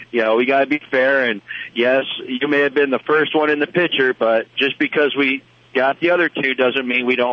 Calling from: Missouri, United States; Uh, I am currently in Missouri, going to get ready to cross over into Illinois. I'm a truck driver.

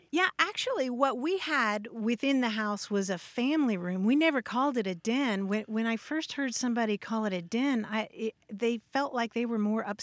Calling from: Madison, Wisconsin, United States; I'm from Madison, Wisconsin.

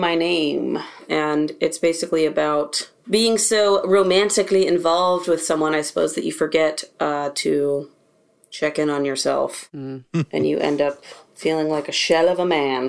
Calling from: North Carolina, United States; I'm in my studio room in North Carolina.

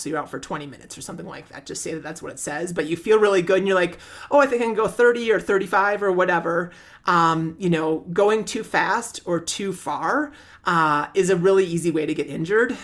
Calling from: Burlington, Ontario, Canada; I'm calling from Burlington, Ontario, Canada

